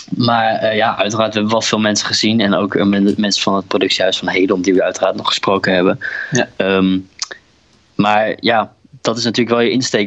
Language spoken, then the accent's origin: Dutch; Drenthe, Netherlands; moved away; ik kom oorspronkelijk uit Drenthe